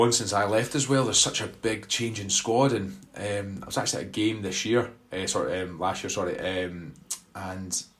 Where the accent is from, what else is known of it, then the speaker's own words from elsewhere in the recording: Glasgow, Scotland, United Kingdom; I was born and bred in Glasgow